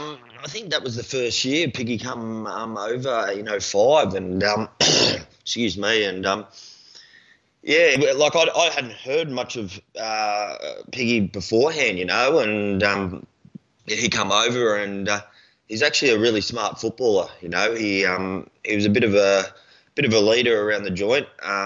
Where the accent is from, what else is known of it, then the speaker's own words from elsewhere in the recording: Gold Coast, Queensland, Australia; moved away as an adult; also born or lived in Brisbane / Ipswich; now in Melbourne, Australia; I was born in South Brizzy, mate, and then moved out to Ipswich for a few years, and then me and the old girl moved down to the coast when I was about 5 or 6. So, yeah, Goldie's home, mate.